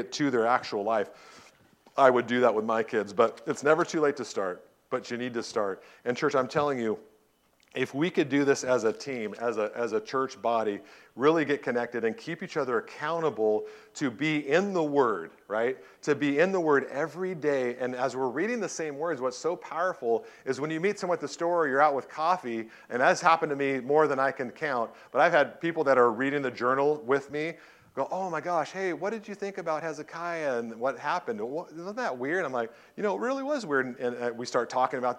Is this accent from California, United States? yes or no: yes; Southern California, United States; I grew up in Southern California